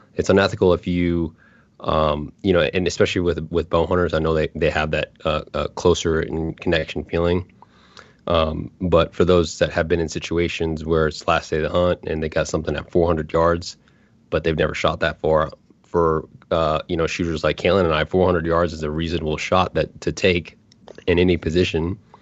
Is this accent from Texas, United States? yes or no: no; Anchorage, Alaska, United States; moved away; I grew up in Anchorage, Alaska